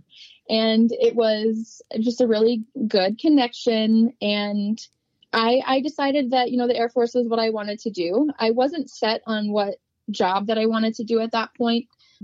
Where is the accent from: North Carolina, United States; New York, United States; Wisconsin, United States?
Wisconsin, United States; La Crosse; I grew up in La Crosse, Wisconsin, and born and raised.